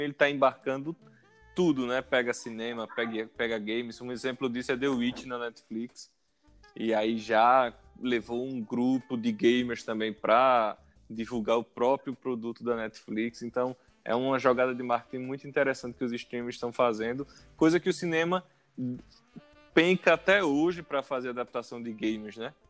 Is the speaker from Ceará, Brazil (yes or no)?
no; Arapiraca, Alagoas, Brazil; also born or lived in Maceió; eu nasci em Maceió, mas minha infância e adolescência foi toda em Arapiraca.